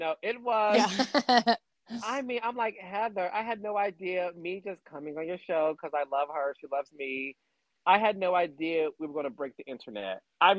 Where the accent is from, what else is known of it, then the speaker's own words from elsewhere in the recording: Detroit, Michigan, United States; moved away as an adult; Yeah, born and raised in Detroit. Born there, lived there up until I was like 22.